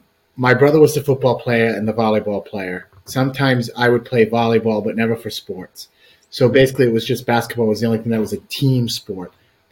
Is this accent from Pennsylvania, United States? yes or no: no; Pawtucket, Rhode Island, United States; It was awesome. I lived in Pawtucket, which is, most of you here in Connecticut would say Pawtucket, but it's Pawtucket. right on the border of Attleboro, Massachusetts.